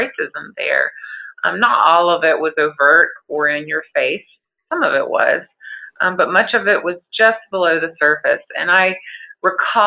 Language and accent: English; North Carolina, United States; moved away as an adult; also born or lived in Galveston, Texas; my home state of North Carolina